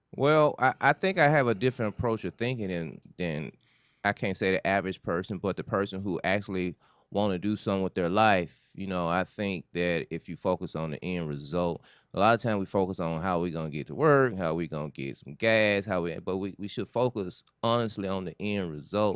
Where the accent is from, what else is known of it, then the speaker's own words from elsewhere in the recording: Memphis, Tennessee, United States; moved away as an adult; now in Los Angeles, United States; originally I'm from Memphis, Tennessee